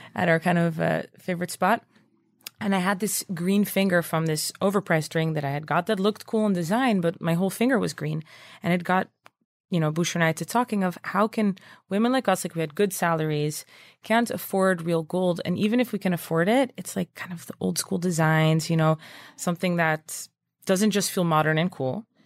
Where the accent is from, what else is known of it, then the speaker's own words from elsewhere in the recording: Netherlands; moved away as an adult; also born or lived in Princeton / New York; I'm originally from Holland